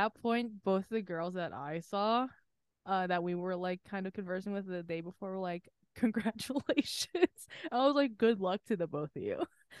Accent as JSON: {"language": "English", "country": "United States", "said": "me being an American"}